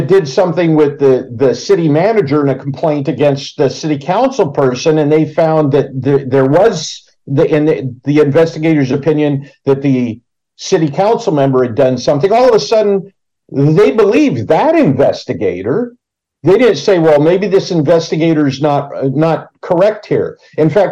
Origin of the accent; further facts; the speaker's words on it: Pacific Grove, California, United States; I grew up in Pacific